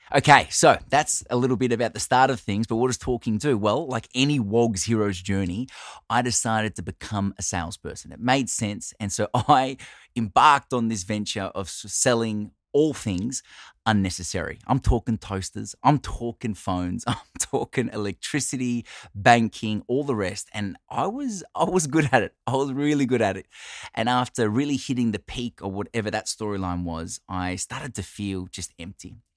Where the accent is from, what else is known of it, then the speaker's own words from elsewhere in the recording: Australia; I'm Italian Australian